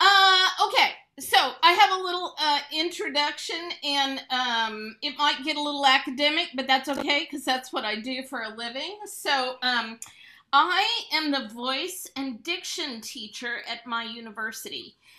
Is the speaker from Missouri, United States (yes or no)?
yes; Branson, Missouri, United States; accent: Ozark English; we grew up in Branson, which has always sort of banked on that Ozark English dialect